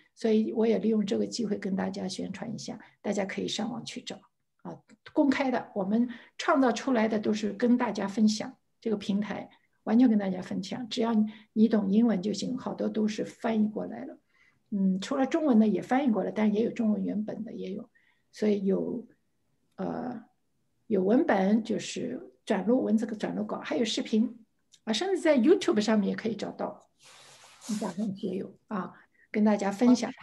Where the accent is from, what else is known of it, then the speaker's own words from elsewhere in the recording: Shanghai, China; 我在上海出生，上海长大